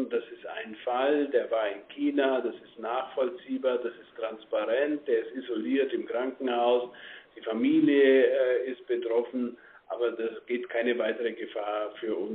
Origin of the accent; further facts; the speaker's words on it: Bavaria, Germany; ich komme aus Bayern, äh, für uns ist Mailand näher als Frankfurt.